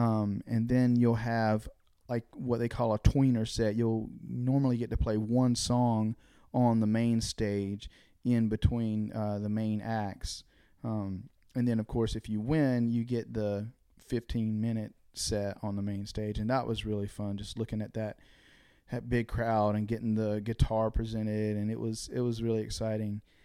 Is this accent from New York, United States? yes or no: no; Dunn, North Carolina, United States; moved away as an adult; also born or lived in Nashville; I grew up in North Carolina. I grew up in the eastern part of the state